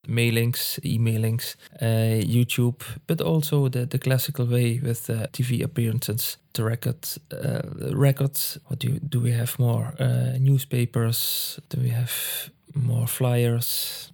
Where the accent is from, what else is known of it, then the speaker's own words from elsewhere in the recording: Landgraaf, Limburg, Netherlands; accent: Limburg dialect; English is a second language; also born or lived in Schinnen, Netherlands / Tilburg, Netherlands; I'm actually from uh, Landgraaf